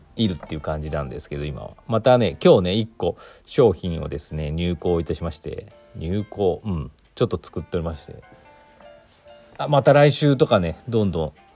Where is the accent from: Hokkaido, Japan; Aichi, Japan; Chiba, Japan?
Aichi, Japan; Mihama; moved away; 愛知県の美浜町に住む、まあ、私の実家